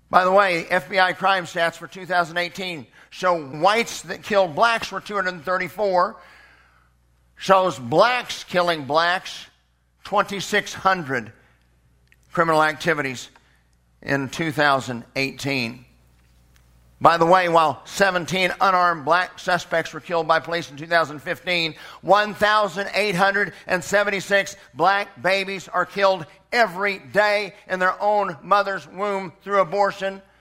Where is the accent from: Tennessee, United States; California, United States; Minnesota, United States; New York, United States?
Tennessee, United States; Memphis; born there; I was born in Memphis, Tennessee.